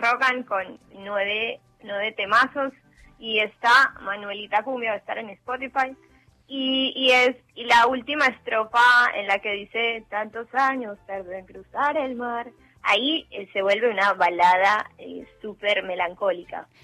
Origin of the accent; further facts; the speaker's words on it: Medellín, Antioquia, Colombia; moved away as an adult; now in Argentina; yo soy de Medellín, Colombia